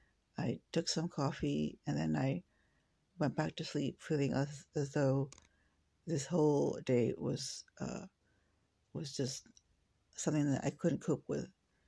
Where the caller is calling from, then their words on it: West Lafayette, Indiana, United States; I'm calling you from West Lafayette, Indiana.